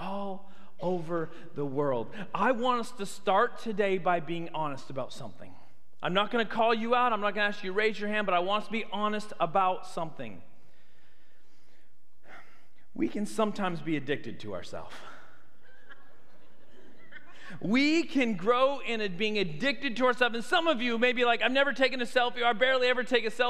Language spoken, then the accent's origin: English; Canada; moved away as an adult; also born or lived in United States; now in Tuscaloosa, United States; I grew up in Canada. I am a Canadian citizen